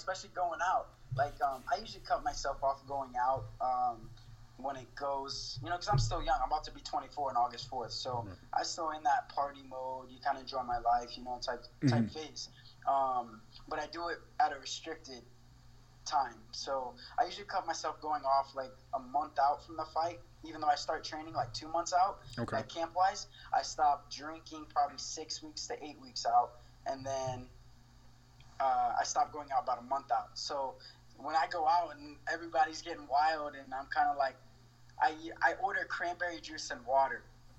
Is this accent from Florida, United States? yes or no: yes; Miami, Florida, United States; born there; I was born in Miami. And then I got adopted from there, from my great mom and dad now.